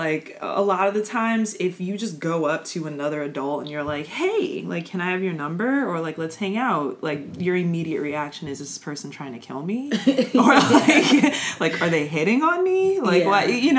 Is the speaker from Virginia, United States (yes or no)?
yes; Virginia, United States; also born or lived in California; Well, I'm kind of from all over, I guess. Like, I hate to be like that person, but there's not one place that I mean, I would say, like, Virginia is where I spent most of my life.